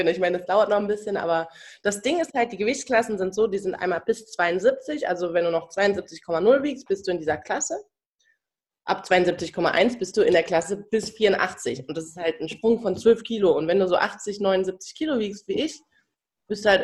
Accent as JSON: {"language": "German", "town": "Cologne", "region": "North Rhine-Westphalia", "country": "Germany", "lives_now": "Berlin, Germany", "said": "Yes, ich bin ein Kölscher Mädchen."}